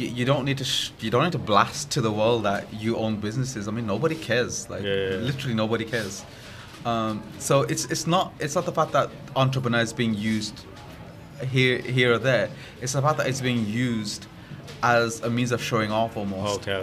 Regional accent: Alum Rock, West Midlands, United Kingdom; I was born in Alam Rock. I went to school in Alam Rock. I still live in Alam Rock. My family are in Alam Rock.

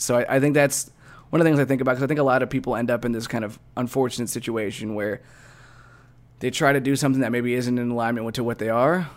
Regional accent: Midwest, United States; we're both from the Midwest

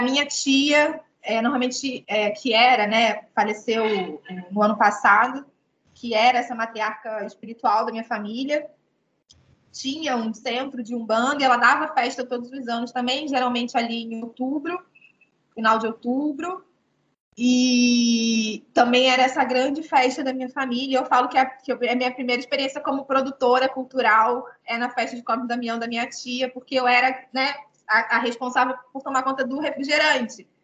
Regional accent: Rio de Janeiro, Brazil; moved away as an adult; also born or lived in Nova Iguaçu, Rio de Janeiro; now in Angola; Eu sou, sou carioca, né? Sou do Rio de Janeiro, mas eu nasci em Nova Iguaçu, na Baixada Fluminense.

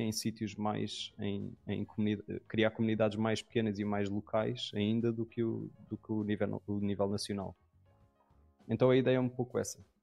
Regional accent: Lisbon, Portugal; eu sou de Lisboa.

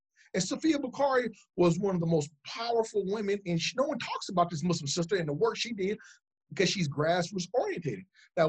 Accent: England, United Kingdom; I had some partners from England. I'm from England.

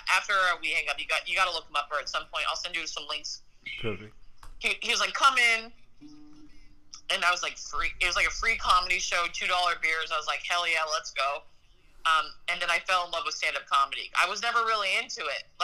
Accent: North Dakota, United States; born there; So I I was born into a military family in North Dakota, and so half my half my roots are in Minnesot

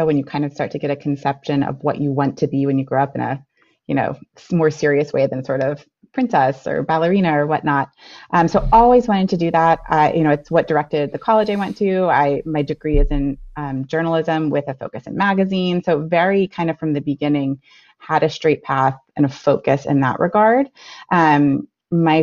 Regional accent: Florida, United States; now in Yardley, United States; I grew up in Florida, though, so I am not from this part of the country

